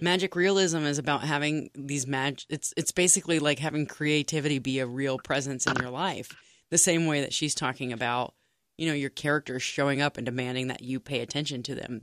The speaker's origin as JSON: {"language": "English", "region": "Texas", "country": "United States", "moved": "yes", "lives_now": "Cincinnati, United States", "said": "as a Texan"}